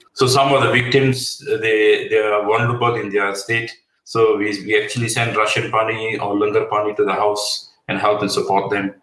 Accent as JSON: {"language": "English", "country": "Malaysia", "moved": "as an adult", "lives_now": "United Kingdom", "said": "I'm I'm originally from Malaysia. I've been here for the last thirty over years."}